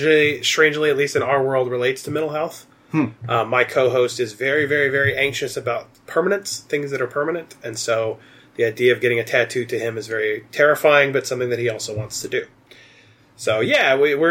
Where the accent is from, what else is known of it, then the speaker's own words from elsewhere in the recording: Southeast Kansas, United States; I am from Southeast Kansas.